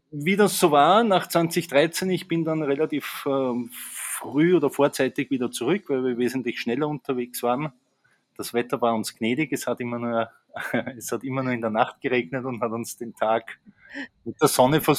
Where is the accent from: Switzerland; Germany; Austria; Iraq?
Austria; moved away as an adult; wie man schon an meiner Sprache hört. Ich komme eigentlich aus Österreich, ähm, habe dort ja eigentlich bis 2013 äh, gelebt